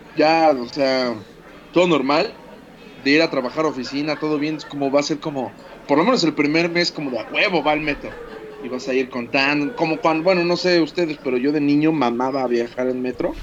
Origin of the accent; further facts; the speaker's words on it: Mexico; como somos los mexicanos